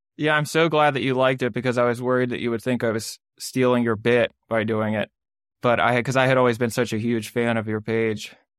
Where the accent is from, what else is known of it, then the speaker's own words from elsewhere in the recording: Maryland suburbs, United States; I grew up in the Maryland suburbs